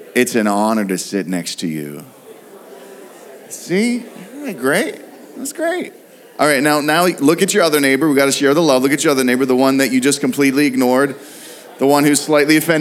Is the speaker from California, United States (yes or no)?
no; Pittsburgh, Pennsylvania, United States; we're from Pittsburgh